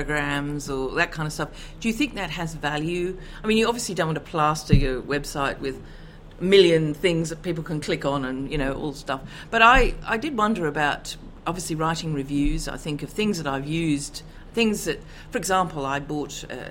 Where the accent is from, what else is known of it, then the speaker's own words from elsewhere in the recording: Canberra, Australian Capital Territory, Australia; I'm from Canberra in Australia.